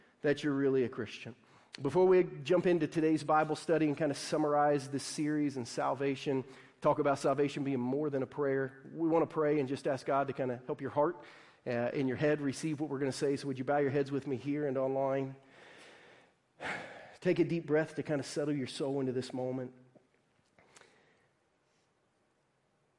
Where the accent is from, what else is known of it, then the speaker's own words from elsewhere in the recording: Southern Ohio, United States; a Midwestern kid growing up in Southern Ohio